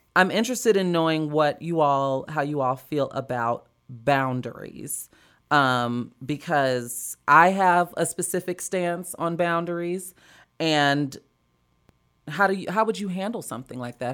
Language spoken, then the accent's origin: English; Chicago, Illinois, United States; now in Los Angeles, United States; growing up in Chicago, it was a bigger scene